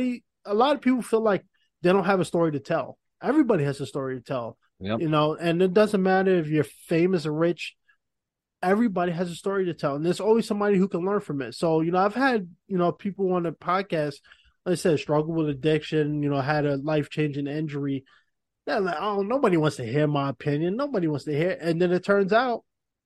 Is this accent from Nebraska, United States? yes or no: no; New York City, New York, United States; as a New Yorker